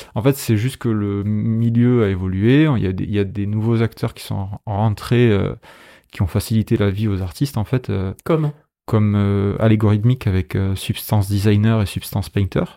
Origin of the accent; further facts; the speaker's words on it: Béziers, Occitania, France; moved away; also born or lived in Paris / Angoulême; je suis de Béziers à la base